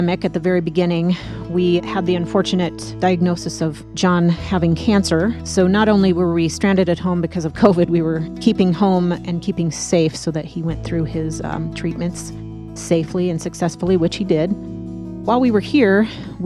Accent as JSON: {"language": "English", "region": "Nebraska", "country": "United States", "tie": "born or raised there", "moved": "as an adult", "lives_now": "Colorado, United States", "said": "I grew up in Nebraska. My father was in the military, so we landed there right before he was set to retire. I spent most of my young and adult life there"}